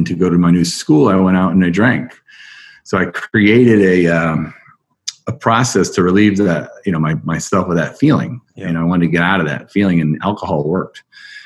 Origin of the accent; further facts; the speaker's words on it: Western Massachusetts, United States; I grew up in Western Massachusetts, which is as far west of Boston as you can get to it without being in New York State.